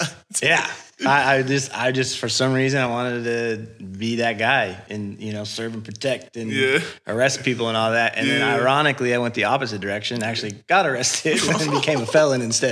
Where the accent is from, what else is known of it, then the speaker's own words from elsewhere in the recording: Denver, Colorado, United States; Born and raised in Denver